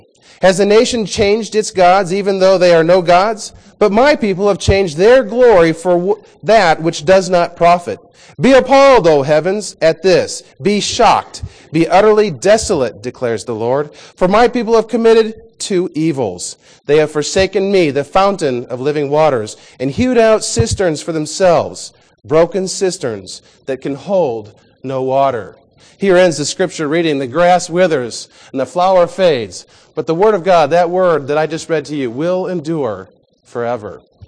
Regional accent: Midwest, United States; When I was 12 years old, I grew up in the Midwest, and we went on one of those memorable family vacations.

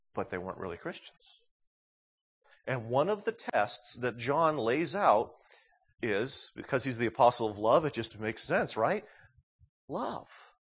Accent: New England, United States; moved away; growing up in New England

